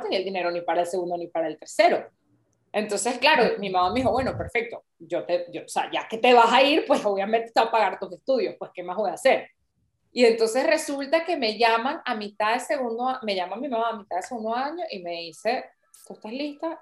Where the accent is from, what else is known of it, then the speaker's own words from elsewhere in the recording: Venezuela; moved away as an adult; also born or lived in New York, United States / Arusha, Tanzania; now in Milan, Italy; soy venezolana, llevo 14 años fuera del país y actualmente vivo en Milán